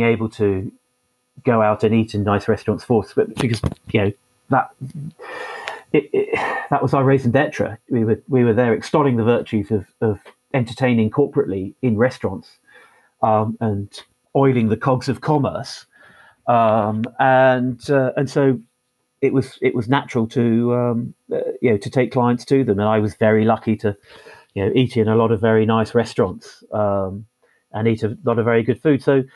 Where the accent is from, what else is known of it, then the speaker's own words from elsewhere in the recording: Farnham, South East England, United Kingdom; now in Plymouth, United Kingdom; I was born in Farnham in Surrey, and very much support Surrey.